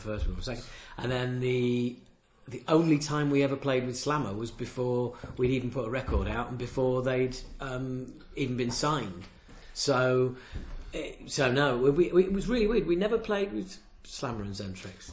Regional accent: Knaresborough, Yorkshire and the Humber, United Kingdom; I'm from a little place called Knaresborough, which is next to Harrogate in Yorkshire

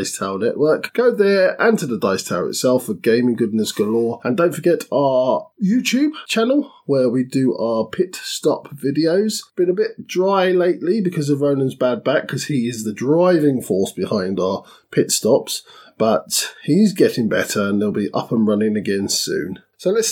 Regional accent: London, United Kingdom; I'm a Londoner

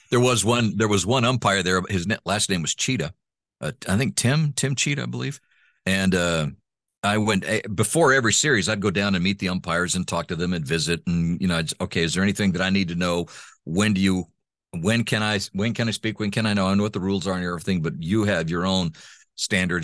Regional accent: Honduras; first language Spanish; English is a second language; moved away; also born or lived in Texas; my parents adopted me, took me home, uh, and to Honduras, and I started growing up in Honduras.

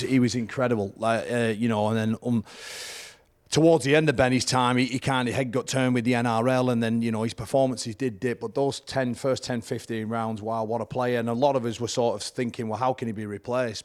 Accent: Whitehaven, North West England, United Kingdom; it's at Whitehaven, back in my hometown

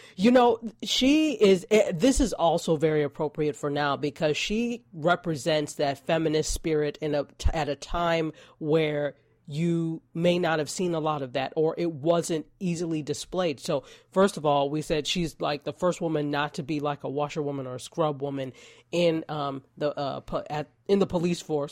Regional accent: New York, United States; I am a New Yorker

